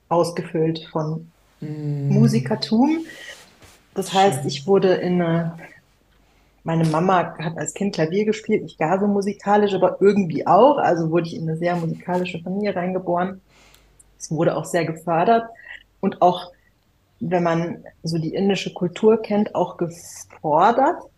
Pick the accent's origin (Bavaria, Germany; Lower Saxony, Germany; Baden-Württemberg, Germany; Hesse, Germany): Bavaria, Germany; a village outside Munich; damals war das noch ein Dorf, wo ich aufgewachsen bin, außerhalb von München.